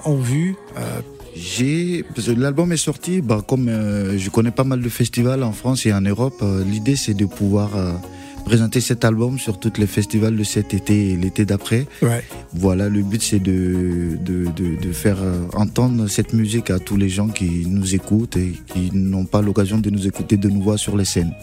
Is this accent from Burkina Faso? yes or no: yes; Bobo-Dioulasso, Hauts-Bassins, Burkina Faso; je suis né à Bobo Dioulasso je suis le Burkinabé qui a plus collaboré avec les Maliens